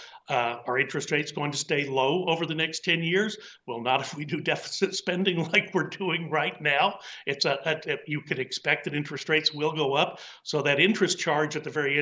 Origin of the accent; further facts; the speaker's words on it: Texas, United States; I'm from Texas